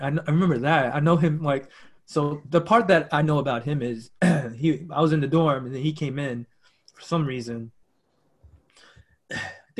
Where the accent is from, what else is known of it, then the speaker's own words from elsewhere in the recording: United States; I'm American